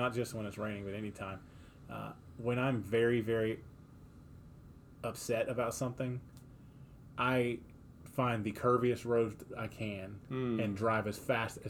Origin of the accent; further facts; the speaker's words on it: the South, United States; Because I was not raised in Minnesota. I was raised in the South.